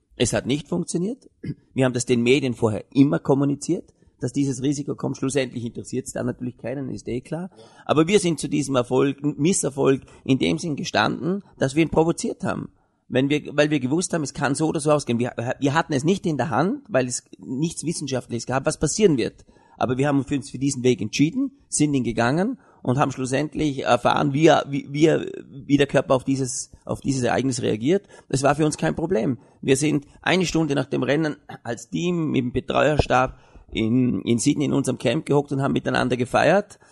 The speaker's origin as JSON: {"language": "German", "region": "Vorarlberg", "country": "Austria", "said": "wir als Vorarlberger Gesellschaft"}